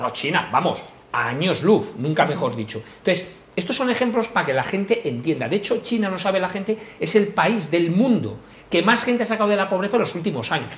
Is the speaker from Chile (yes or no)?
no; Madrid, Community of Madrid, Spain; also born or lived in Galicia; yo me siento muy orgulloso de ser español, por supuesto, yo nacido en Madrid, aunque me considero gallego, todos los que me seguís, porque toda mi familia es de allí